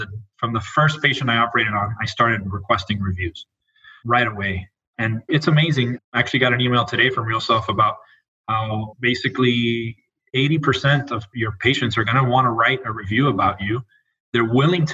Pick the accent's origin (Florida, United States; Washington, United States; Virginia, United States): Florida, United States; Miami; moved away as an adult; also born or lived in Puerto Rico / Albuquerque, New Mexico / Raleigh, North Carolina; I was born and raised in Miami, Florida